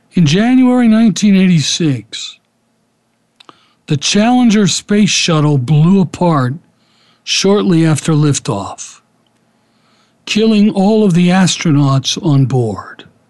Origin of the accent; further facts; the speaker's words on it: Philadelphia, Pennsylvania, United States; Kenny and I grew up together in Philadelphia